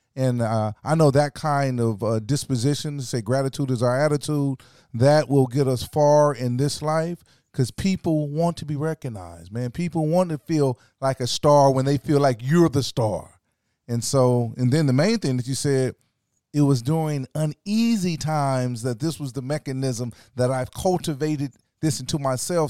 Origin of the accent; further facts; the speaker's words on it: Orangeburg, South Carolina, United States; moved away as an adult; also born or lived in Los Angeles; I grew up in South Carolina